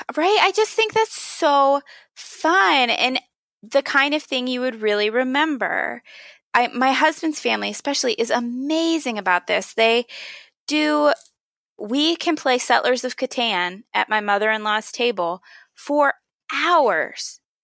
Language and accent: English; Pennsylvania, United States; When I was a kid, I grew up in Pennsylvania